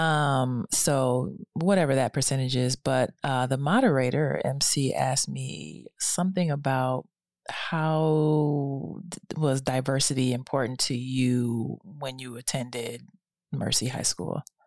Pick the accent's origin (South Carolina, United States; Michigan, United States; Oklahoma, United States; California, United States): Michigan, United States; Detroit; moved away; Detroit, my hometown.